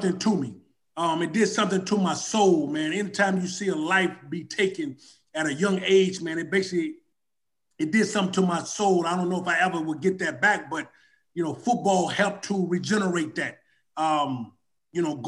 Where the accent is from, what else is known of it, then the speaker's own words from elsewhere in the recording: Charlotte, North Carolina, United States; also born or lived in Limon, Costa Rica; I grew up in West Charlotte